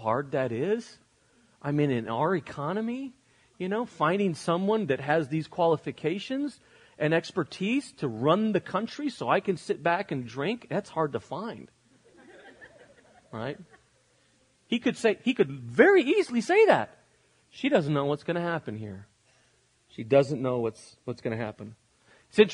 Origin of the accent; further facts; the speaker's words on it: United States; I'm an American living in the 21st century